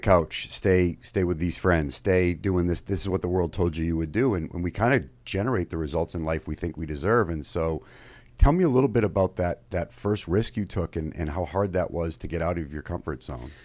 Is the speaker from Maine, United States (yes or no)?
yes; Maine, United States; moved away as an adult; also born or lived in Fairfield, Connecticut; I grew up in Maine